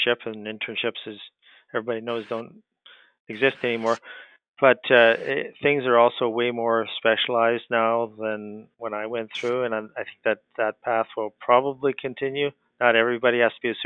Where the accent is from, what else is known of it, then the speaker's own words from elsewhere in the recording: Canada; growing up in Canada, hockey's huge here